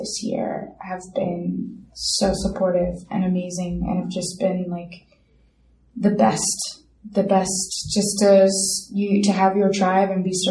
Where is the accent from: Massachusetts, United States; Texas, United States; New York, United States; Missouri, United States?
New York, United States; New York City; also born or lived in London; I was born in London, but I was raised in Midwood. But, yeah, I've lived in Brooklyn my whole entire life